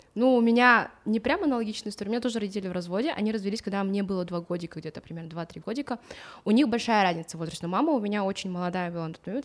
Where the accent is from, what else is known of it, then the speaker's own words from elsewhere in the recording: Atyrau, Atyrau Region, Kazakhstan; Я родилась в Атырау